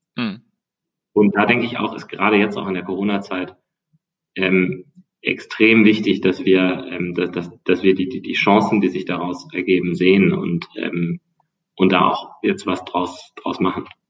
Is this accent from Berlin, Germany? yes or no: no; near Bonn, North Rhine-Westphalia, Germany; moved away as an adult; also born or lived in United States; now in Hamburg, Germany; komme aus der Nähe von Bonn, meine Schule, also Schule, ja, früher damals Gymnasium, ähm, ist auf einer Insel